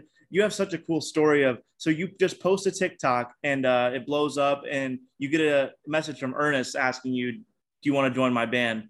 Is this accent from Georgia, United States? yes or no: no; South Bend, Indiana, United States; Buddy Emmons is actually from my hometown. And where's that at? South Bend, Indiana.